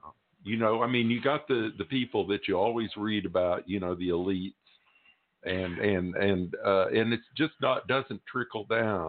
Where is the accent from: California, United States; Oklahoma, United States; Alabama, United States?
Oklahoma, United States; Tulsa; I never heard growing up in Tulsa about the race massacre.